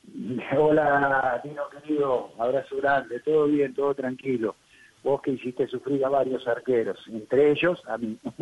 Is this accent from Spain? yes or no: no; Argentina; se hablaban muchas cosas en mi país